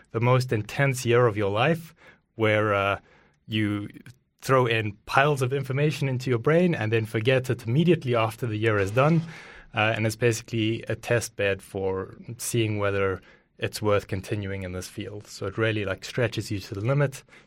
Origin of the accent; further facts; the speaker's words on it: Johannesburg, Gauteng, South Africa; moved away; also born or lived in Cape Town; I was born in South Africa, uh, lived in Johannesburg